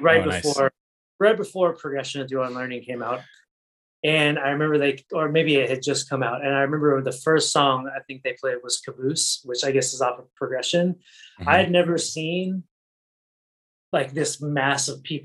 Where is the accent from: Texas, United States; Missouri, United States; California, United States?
Missouri, United States; St. Louis; moved away as an adult; also born or lived in Oregon / Los Angeles; now in San Diego, United States; I grew up in the St. Louis area. My dad was in the Air Force, so we moved there when I was in fifth grade